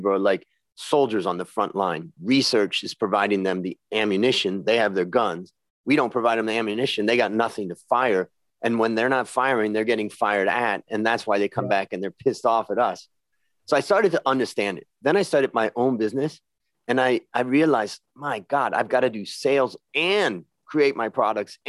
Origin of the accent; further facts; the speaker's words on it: Ohio, United States; now in Thailand; I grew up in Ohio